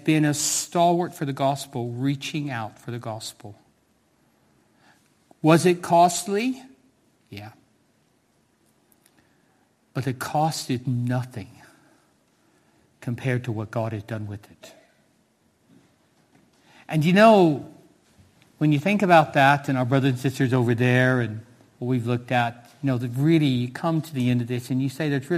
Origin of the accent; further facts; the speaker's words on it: United States; moved away as an adult; now in Cardiff, United Kingdom; As a 16-year-old young man growing up in America